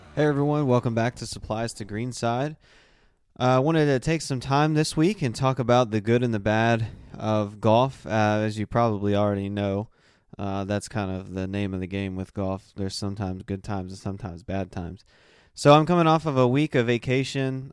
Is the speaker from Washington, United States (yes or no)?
no; South Carolina, United States; moved away; my hometown in South Carolina